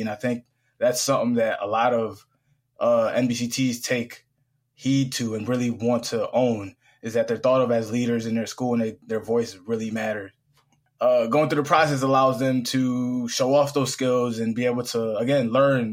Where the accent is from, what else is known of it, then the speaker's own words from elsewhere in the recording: Springfield, Massachusetts, United States; born and raised in Springfield, Massachusetts